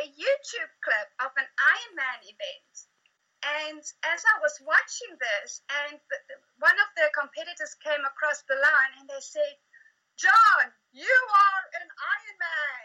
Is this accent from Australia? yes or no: no; South Africa; now in Pegasus, New Zealand; born in South Africa, found myself home in New Zealand. So, I'm out in a tiny little town called Pegasus